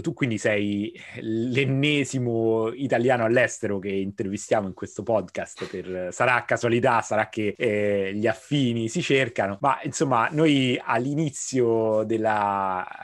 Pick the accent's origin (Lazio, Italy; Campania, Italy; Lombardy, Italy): Lazio, Italy; Rome; moved away as an adult; now in Barcelona, Spain; da romano, nato e cresciuto a Roma